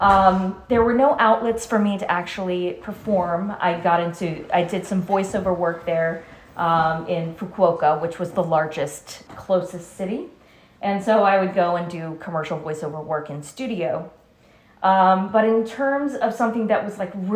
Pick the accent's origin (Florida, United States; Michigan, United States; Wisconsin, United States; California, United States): Florida, United States; West Palm Beach; moved away as an adult; also born or lived in Chicago; I grew up in West Palm Beach, and then I worked in theater for about 25 years in South Florida